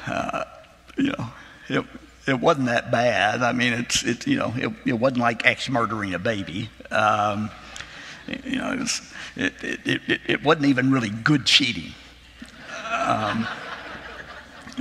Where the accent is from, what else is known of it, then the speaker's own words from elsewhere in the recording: Arkansas, United States; my home state of Arkansas